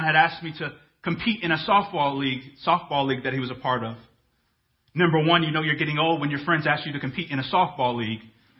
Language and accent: English; Dhahran, Eastern Province, Saudi Arabia; Those of you who have known me for some time now probably know that I was born in Dahran, Saudi Arabia. Yes, Saudi Arabia.